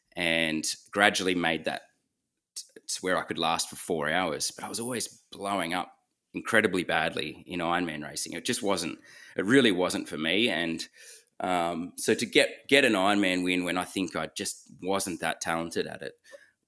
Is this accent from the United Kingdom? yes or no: no; Lord Howe Island, New South Wales, Australia; Yeah, so Cam and I grew up on Lord Howe Island, a tiny island east of Australia. I think it's got 300, 400 people living